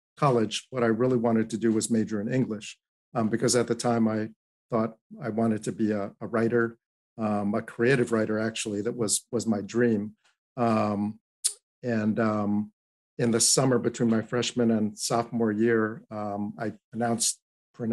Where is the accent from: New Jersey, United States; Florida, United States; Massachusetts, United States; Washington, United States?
New Jersey, United States; Teaneck; also born or lived in Queens, New York; that's where I was born, in New York. And I grew up in New York and Queens initially, and then eventually in a northern New Jersey suburb, Bergen County, called Teaneck.